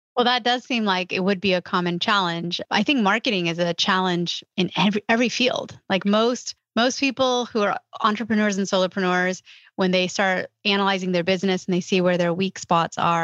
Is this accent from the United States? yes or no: yes; California, United States; California, which is my home state